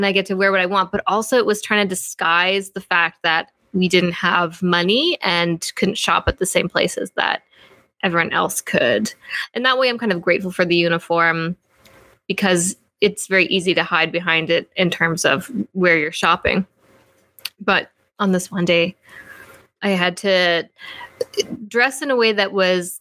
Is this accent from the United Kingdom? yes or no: no; Fort Vermilion, Alberta, Canada; I grew up in a place called Fort Vermilion, Alberta